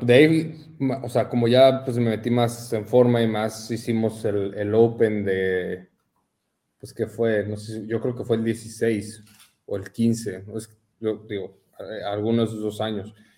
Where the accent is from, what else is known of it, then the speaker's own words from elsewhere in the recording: Mexico City, Mexico; moved away as an adult; now in Ensenada, Mexico; Yo crecí en la Ciudad de México.